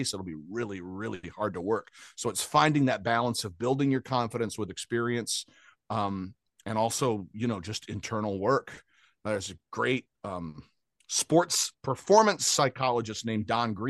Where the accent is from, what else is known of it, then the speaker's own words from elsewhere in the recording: Grand Rapids, Michigan, United States; moved away as an adult; also born or lived in Cutlerville, Michigan / Detroit / Cleveland / Chicago; now in Los Angeles, United States; I'm from Grand Rapids, Michigan in the US